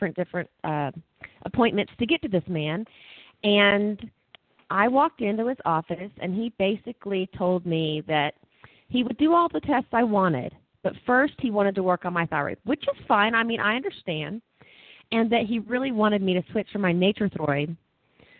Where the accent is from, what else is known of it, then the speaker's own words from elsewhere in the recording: Texas, United States; moved away as an adult; also born or lived in Costa Rica; now in Colorado Springs, United States; I'm a Texan